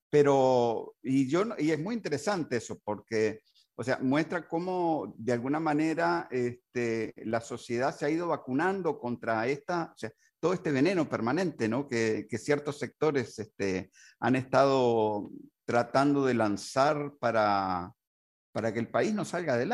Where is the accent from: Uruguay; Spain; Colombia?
Uruguay; born there; en Uruguay particularmente, que yo nací en Uruguay.